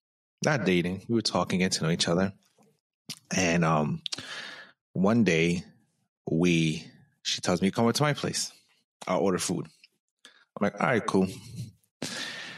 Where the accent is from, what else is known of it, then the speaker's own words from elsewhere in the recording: New York, United States; I'm a New Yorker